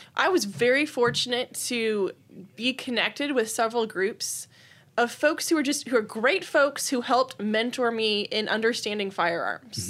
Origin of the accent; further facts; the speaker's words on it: Austin, Texas, United States; I grew up in the Austin area. I've lived in Austin area all my life